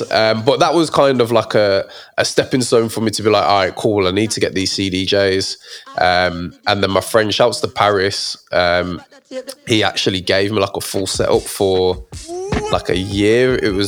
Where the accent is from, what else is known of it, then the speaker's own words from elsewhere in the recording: Birmingham, West Midlands, United Kingdom; From Birmingham, 01321.